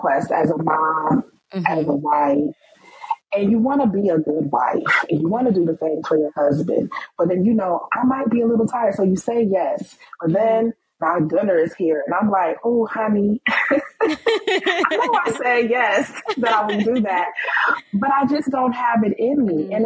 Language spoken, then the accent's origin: English; New York, United States; moved away as an adult; also born or lived in Washington, D.C.; now in Maryland, United States; we're from New York. You don't live in New York anymore. I don't live in New York anymore. I live in Maryland